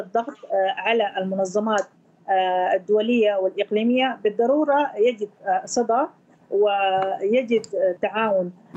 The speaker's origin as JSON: {"language": "Arabic", "town": "Kosti", "region": "White Nile", "country": "Sudan", "moved": "yes", "said": "وانا امثل آه، مدينتي والولايه التي آه، عشت فيها النيل الابيض مدينه كوستي فاحنا مجموعه من نفس المدينه في كل دول المهجر"}